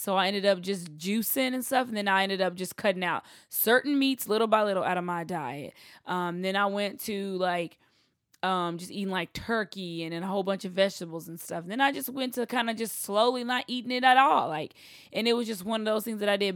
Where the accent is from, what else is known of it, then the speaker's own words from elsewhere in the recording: Texas, United States; I'm from the South. I'm from Texas.